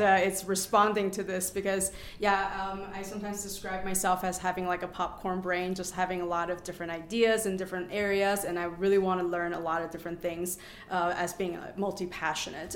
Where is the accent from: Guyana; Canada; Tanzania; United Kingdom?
Canada; moved away as an adult; now in Avon, United States; I'm from Canada and study at the University of Toronto